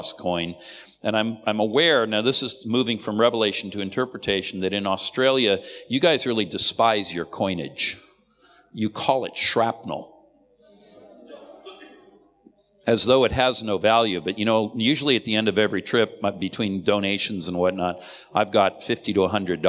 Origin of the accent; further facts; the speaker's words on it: United States; I'm an American